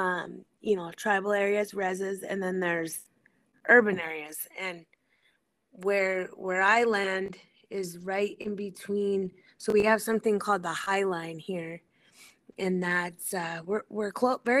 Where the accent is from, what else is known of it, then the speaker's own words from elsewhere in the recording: Helena, Montana, United States; now in Great Falls, United States; I grew up, I was born in Helena